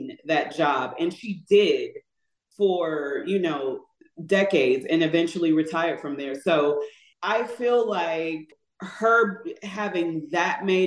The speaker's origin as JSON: {"language": "English", "town": "St. Louis", "region": "Missouri", "country": "United States", "said": "we're from the Midwest. St. Louis is where we are from"}